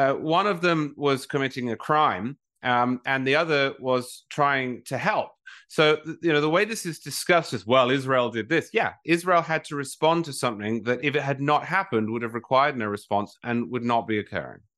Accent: England, United Kingdom; now in United States; I'm from England originally

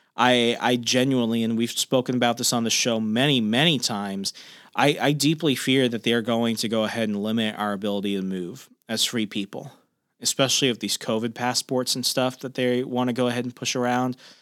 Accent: Sierra Vista, Arizona, United States; also born or lived in Australia; now in Fairfax County, Virginia, United States; my hometown of Sierra Vista, Arizona

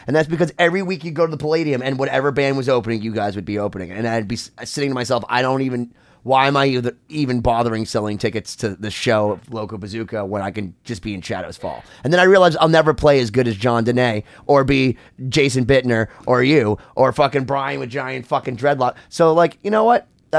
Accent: Worcester, Massachusetts, United States; I grew up in Worcester, Massachusetts

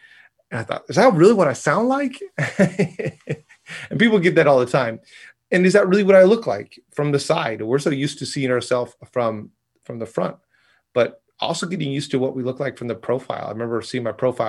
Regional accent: Seattle, Washington, United States; So I was from Seattle.

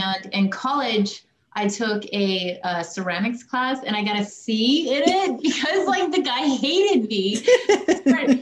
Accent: Idaho Falls, Idaho, United States; I grew up in Idaho Falls, Idaho

